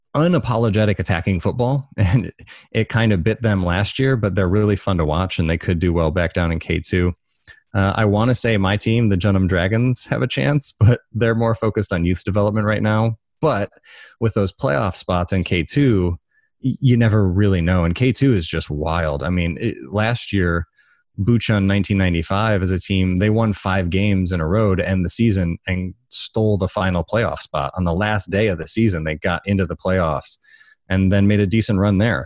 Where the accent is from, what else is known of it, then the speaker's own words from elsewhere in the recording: Detroit, Michigan, United States; moved away; also born or lived in Chicago; I grew up in, near Detroit